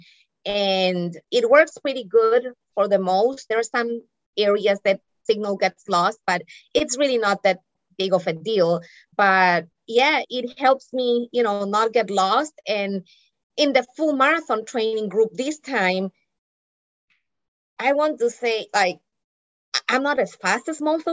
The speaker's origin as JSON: {"language": "English", "town": "Barranquilla", "region": "Atlántico", "country": "Colombia", "tie": "born or raised there", "also_born_or_lived": "New England, United States", "moved": "as an adult", "lives_now": "United States", "said": "I grew up in Barranquilla, Colombia, where it is hot and humid"}